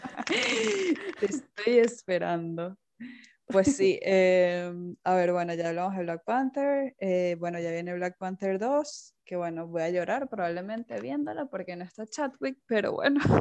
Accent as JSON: {"language": "Spanish", "country": "Venezuela", "said": "en mi país"}